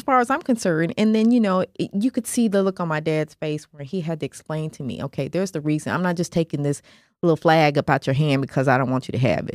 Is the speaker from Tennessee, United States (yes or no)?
yes; Nashville, Tennessee, United States; I grew up in Nashville